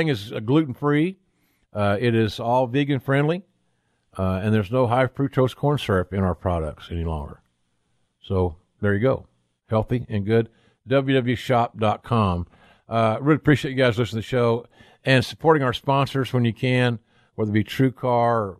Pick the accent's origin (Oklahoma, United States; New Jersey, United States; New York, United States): Oklahoma, United States; also born or lived in Norman, Oklahoma / Westfield; my home state of Oklahoma